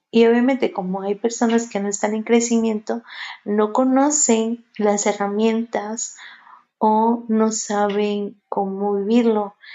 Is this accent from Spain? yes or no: no; Mexico; aquí en México, yo soy de, aquí de México